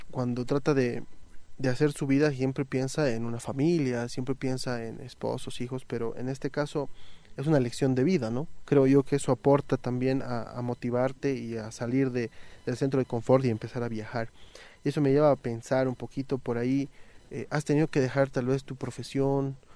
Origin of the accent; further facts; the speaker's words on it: Bolivia; Como boliviano promedio creo que tenemos, conocemos máximo nuestra ciudad y alguna ciudad capital.